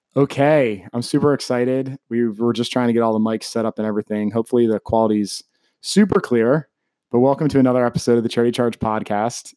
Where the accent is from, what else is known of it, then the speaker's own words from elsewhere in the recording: Baltimore, Maryland, United States; I'm originally from Baltimore